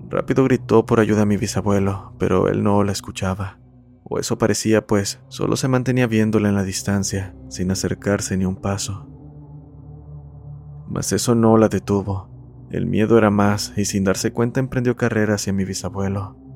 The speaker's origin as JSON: {"language": "Spanish", "country": "Argentina", "said": "soy de Argentina."}